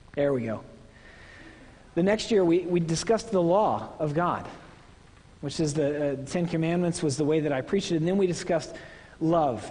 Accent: Oklahoma, United States; moved away; I'm from Oklahoma.

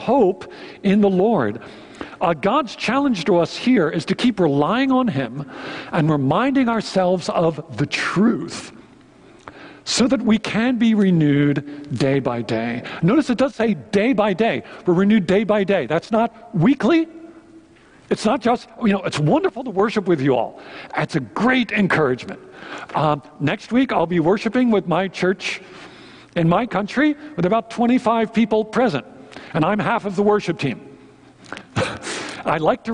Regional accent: Philadelphia, Pennsylvania, United States; moved away; I'm from Philadelphia.

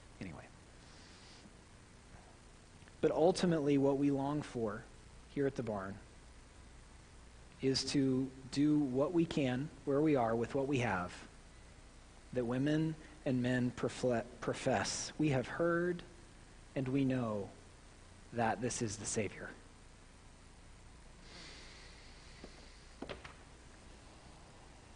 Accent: Midwest, United States; accent: Midwestern; my Midwestern accent

